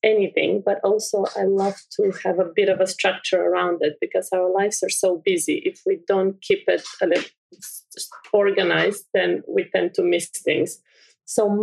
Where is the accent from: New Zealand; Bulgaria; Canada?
Bulgaria; I'm from Bulgaria. I grew up with these beautiful fields.